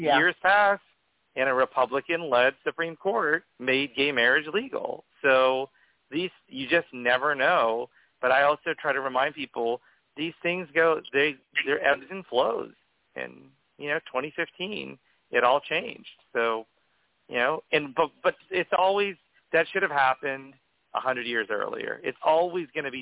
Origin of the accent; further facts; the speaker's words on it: Oklahoma, United States; moved away as an adult; now in California, United States; I grew up in Oklahoma